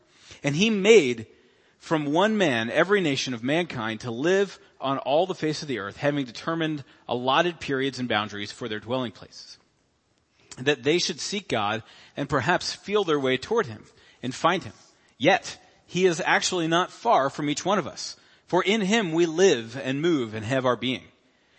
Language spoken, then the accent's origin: English; United States; as American Christians